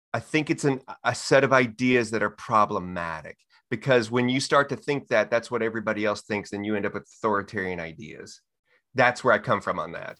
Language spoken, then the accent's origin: English; Texas, United States; I'm born and raised in Texas